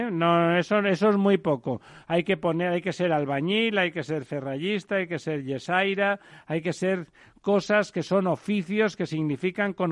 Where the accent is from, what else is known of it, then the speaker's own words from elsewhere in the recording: Catalonia, Spain; yo soy catalán